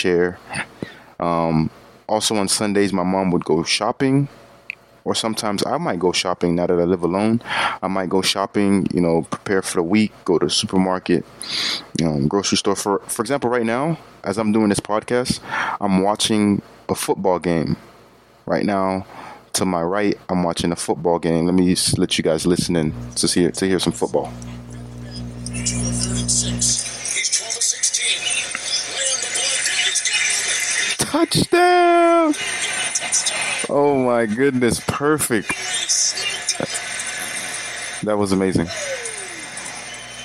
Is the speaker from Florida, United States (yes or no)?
yes; Florida, United States; growing up in Florida